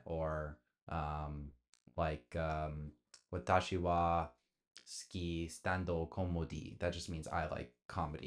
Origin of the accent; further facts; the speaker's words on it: Bay Area, California, United States; growing up in the Bay Area.